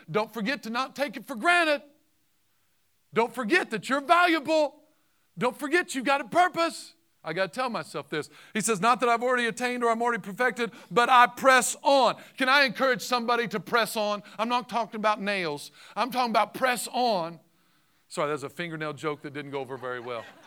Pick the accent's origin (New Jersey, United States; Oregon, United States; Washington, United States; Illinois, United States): Illinois, United States; Southern; I'm from Southern Illinois